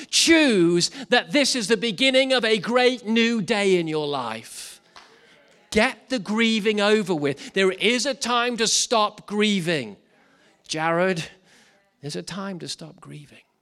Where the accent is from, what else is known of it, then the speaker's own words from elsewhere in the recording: Wales, United Kingdom; speaking as a Welshman